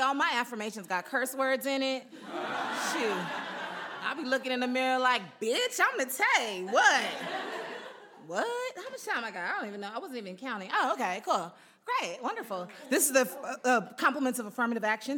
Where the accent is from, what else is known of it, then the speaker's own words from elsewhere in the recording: Houston, Texas, United States; moved away as an adult; also born or lived in Utah; now in Los Angeles, United States; We're in Houston